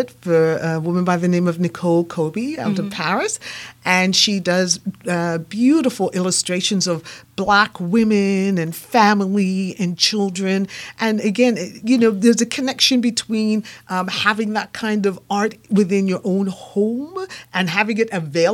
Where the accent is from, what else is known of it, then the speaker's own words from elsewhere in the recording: England, United Kingdom; also born or lived in Japan; now in Canada; I live in Canada. And second of all, I was born in England.